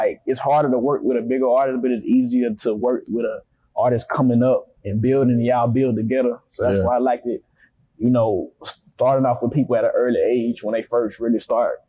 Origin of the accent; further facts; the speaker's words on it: Grand Bay, Alabama, United States; moved away as an adult; also born or lived in Mobile, Alabama; now in Atlanta, United States; I was born in Grand Bay, but I moved to Mobile, like, about 10 years ago.